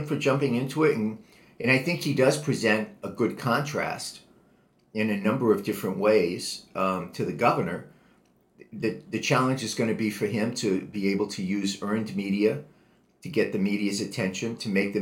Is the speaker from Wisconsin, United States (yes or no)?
no; Providence, Rhode Island, United States; moved away as an adult; now in California, United States; I was born and brought up in Providence, Rhode Island